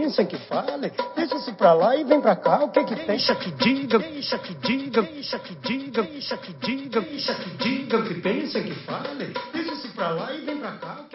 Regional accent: Mogi das Cruzes, São Paulo, Brazil; also born or lived in Santa Isabel; eu morava numa, numa rua em Mogi das Cruzes, quando eu era garoto

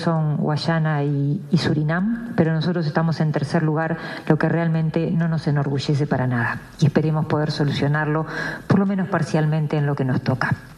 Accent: Uruguay

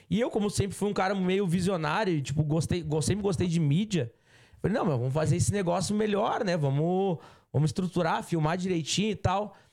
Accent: São Paulo, Brazil; E eu sou da região de São Paulo, eu quero, entendeu?

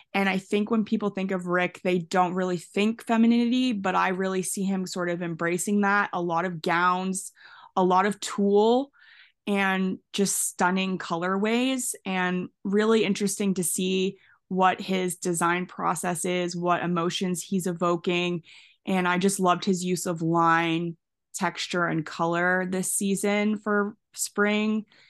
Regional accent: Canada; I'm from Canada

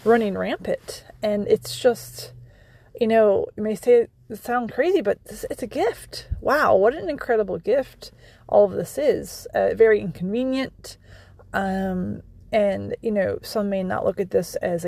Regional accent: Maryland, United States; moved away as an adult; now in Pennsylvania, United States; I grew up in Maryland.

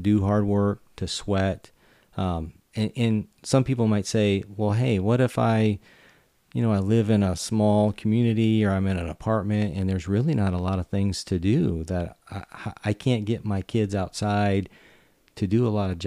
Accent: Michigan, United States; growing up in Michigan

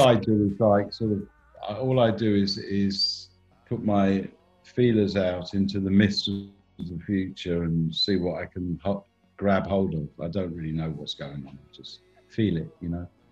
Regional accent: England, United Kingdom; also born or lived in Iceland; I haven't lost my own identity. I'm still English

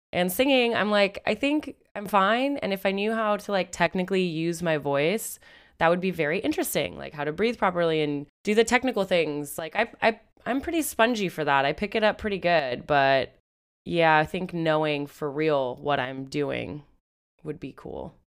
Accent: Seattle, Washington, United States; I'm from Seattle

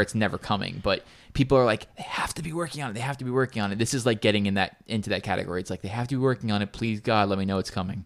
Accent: New York, United States; we're from New York

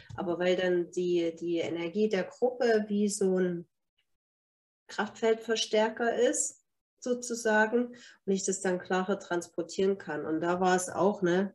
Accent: Germany; bei uns in Deutschland

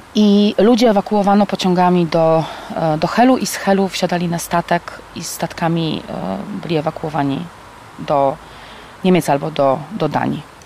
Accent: Kashubia, Pomeranian Voivodeship, Poland; Wychowałam się w domu kaszubskim

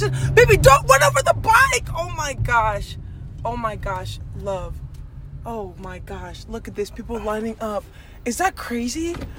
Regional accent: Cameroon; Okay. I'm the from Cameroon in your place

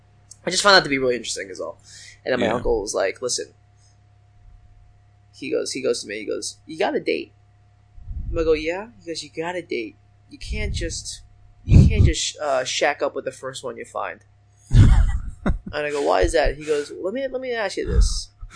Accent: China; born there; I was born in China. That's how I got mine.

